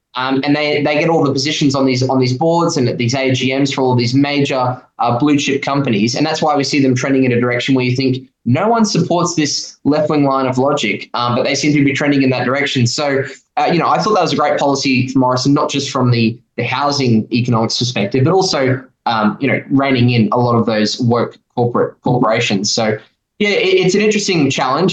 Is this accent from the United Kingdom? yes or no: no; Gold Coast, Queensland, Australia; where I grew up on the Gold Coast